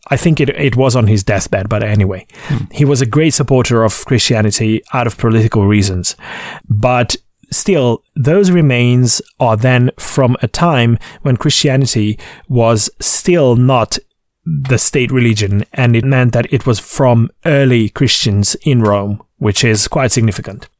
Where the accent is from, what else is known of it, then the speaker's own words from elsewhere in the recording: Székesfehérvár, Fejér, Hungary; Székesfehérvár in my hometown